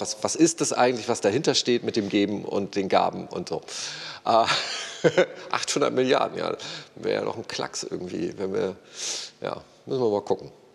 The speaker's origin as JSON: {"language": "German", "country": "Germany", "said": "Ich als Deutscher in meinem Sozialstaat"}